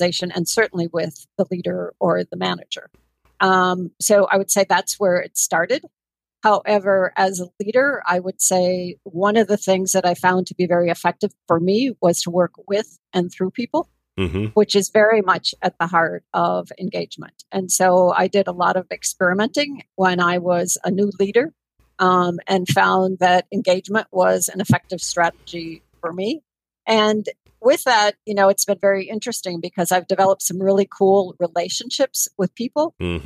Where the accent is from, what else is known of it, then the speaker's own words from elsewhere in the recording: near La Crosse, rural Wisconsin, United States; in rural Wisconsin, near La Crosse, Wisconsin, which is on the western border of Wisconsin and Minnesota